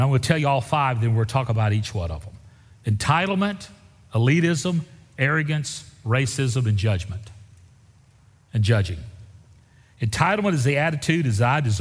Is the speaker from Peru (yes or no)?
no; Deep South, United States; I grew up in the Deep South, and I remember my home church voting on whether or not to accept black people into the congregation